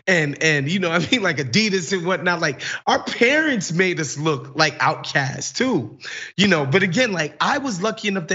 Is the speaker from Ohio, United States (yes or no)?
no; New York City, New York, United States; I was born in Brooklyn. My mom moved here in 1976 when she was pregnant with my older brother.